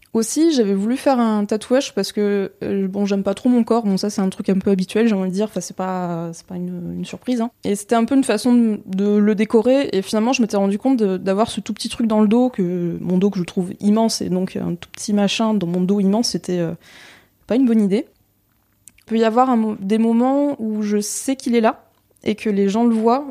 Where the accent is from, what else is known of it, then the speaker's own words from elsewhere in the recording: Tours, Centre-Val de Loire, France; je viens de Tours.